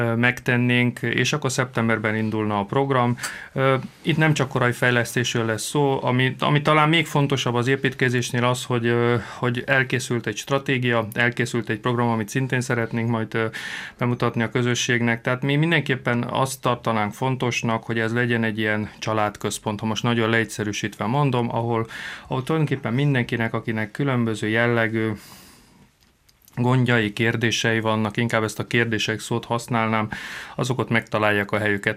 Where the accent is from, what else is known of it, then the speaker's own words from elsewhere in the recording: Prekmurje, Slovenia; akik itt születtünk